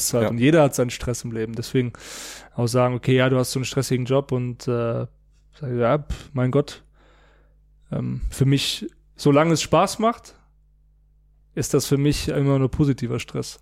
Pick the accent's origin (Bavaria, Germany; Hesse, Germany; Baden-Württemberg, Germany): Hesse, Germany; near Frankfurt; now in Munich, Germany; ich wohne ja in München, meine Familie in der Nähe von Frankfurt, wo ich herkomme